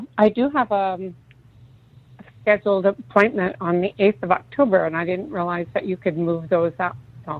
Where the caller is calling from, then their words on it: San Francisco Bay Area, California, United States; I'm calling from the Bay Area.